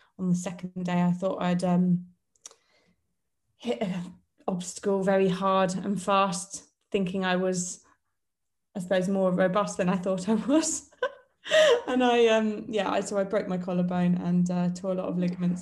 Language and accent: English; Portsmouth, South East England, United Kingdom; my hometown